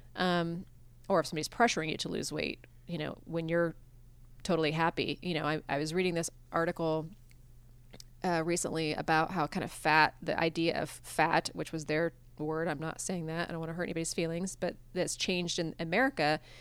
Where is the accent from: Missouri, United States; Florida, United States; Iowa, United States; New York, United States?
Iowa, United States; moved away as an adult; I grew up in Iowa